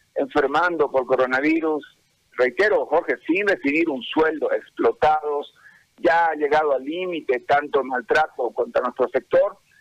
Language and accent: Spanish; Bolivia; que tenemos como pueblo, como bolivianos